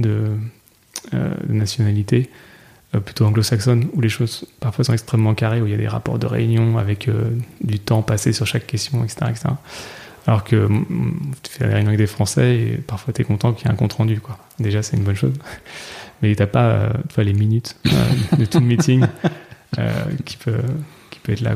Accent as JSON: {"language": "French", "town": "Nantes", "region": "Pays de la Loire", "country": "France", "said": "je viens de Nantes"}